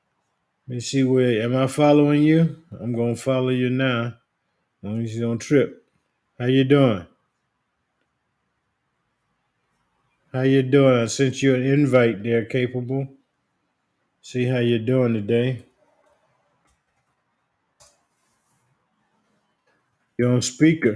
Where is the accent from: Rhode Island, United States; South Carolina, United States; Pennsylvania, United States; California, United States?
South Carolina, United States; Leeds; moved away as an adult; We're from a town called Leeds in South Carolina. We were raised in Union County